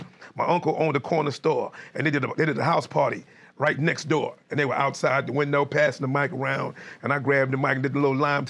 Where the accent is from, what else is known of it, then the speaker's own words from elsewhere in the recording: New York City, New York, United States; also born or lived in Queens, New York; But now I'm from the Bronx. Born and raised in the Bronx.